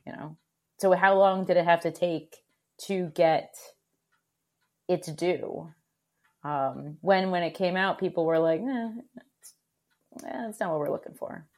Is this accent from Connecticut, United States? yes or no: yes; Connecticut, United States; also born or lived in Oregon / Vermont; I grew up in Connecticut